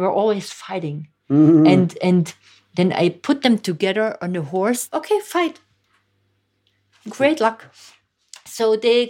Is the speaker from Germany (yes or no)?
yes; East Germany, Germany; born there; English is a second language; I was born in East Germany. Come from really atheistic home. I'm born 66, so really in the East German, you know, with all the communist ideology.